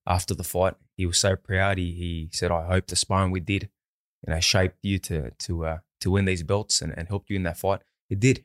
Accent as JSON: {"language": "English", "town": "Sydney", "region": "New South Wales", "country": "Australia", "tie": "born or raised there", "said": "my hometown"}